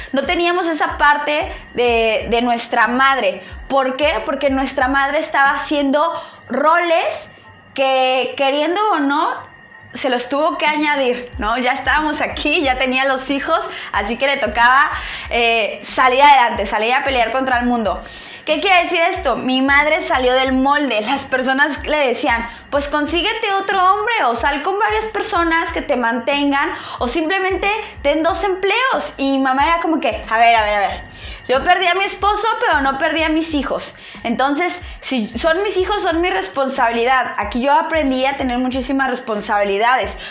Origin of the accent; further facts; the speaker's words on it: State of Mexico, Mexico; yo soy nacida en el Estado de México, estudié hasta la preparatoria en el Estado de México